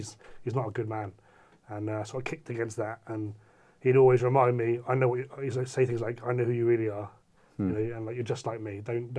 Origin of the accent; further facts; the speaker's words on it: South West England, United Kingdom; No, I'm from Cornwall in the southwest.